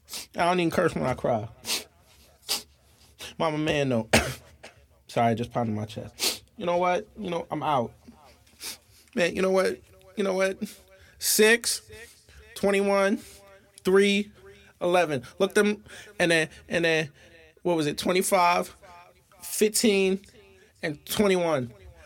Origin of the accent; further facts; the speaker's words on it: Long Island, New York, United States; I am from Long Island, New York, via the J Train.